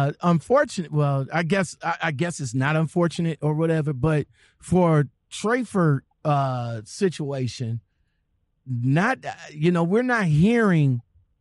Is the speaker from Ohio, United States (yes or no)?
yes; Cleveland, Ohio, United States; this is from my hometown.